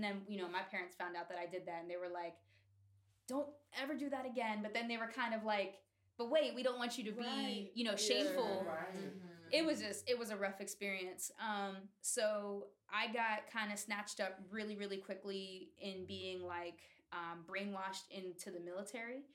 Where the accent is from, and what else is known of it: Oakdale, Pennsylvania, United States; born or raised there; also born or lived in New York City